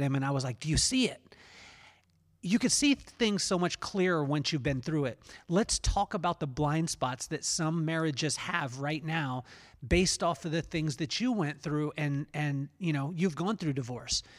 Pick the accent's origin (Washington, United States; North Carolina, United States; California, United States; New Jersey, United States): California, United States; Lompoc; as a kid growing up in Lompoc, California